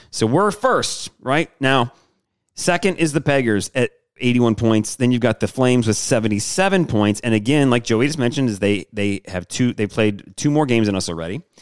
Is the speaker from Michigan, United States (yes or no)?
yes; Detroit, Michigan, United States; I'm from Detroit.